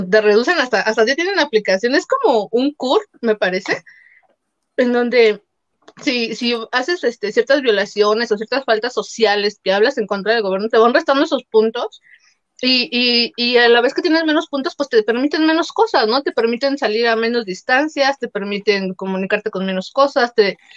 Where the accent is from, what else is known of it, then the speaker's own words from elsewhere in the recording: Mexico; así somos los mexicanos bien albureros